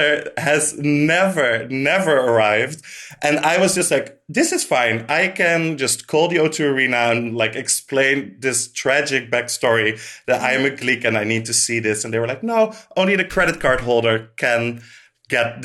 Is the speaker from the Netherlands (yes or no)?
yes; Netherlands; I grew up in the Netherlands